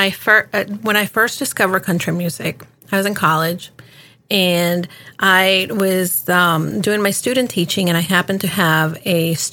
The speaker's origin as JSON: {"language": "English", "town": "Miami", "region": "Florida", "country": "United States", "also_born_or_lived": "New York", "lives_now": "Washington, United States", "said": "city girl, you know, between Miami and New York and now in DC."}